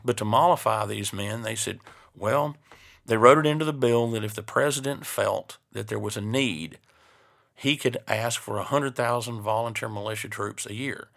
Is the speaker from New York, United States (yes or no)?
no; East Tennessee, United States; my hometown in East Tennessee